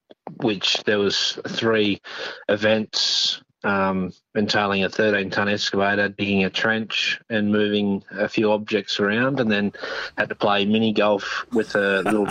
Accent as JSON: {"language": "English", "region": "North New South Wales", "country": "Australia", "tie": "born or raised there", "moved": "as an adult", "lives_now": "Kalgoorlie, Australia", "said": "No, I'm from the East Coast, North New South Wales originally, grew up over there and worked in the civil industry and transport industry, and come over here in 2012, so been in Kalgoorlie for 10 years."}